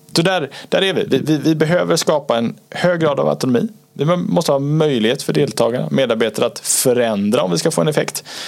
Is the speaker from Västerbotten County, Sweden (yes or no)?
no; Gothenburg, Västra Götaland, Sweden; Jag är fortfarande från Göteborg